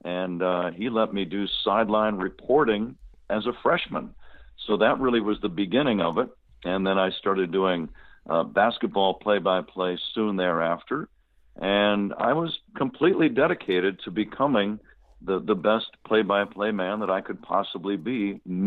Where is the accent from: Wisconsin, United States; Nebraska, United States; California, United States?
California, United States; San Jose; growing up in Northern California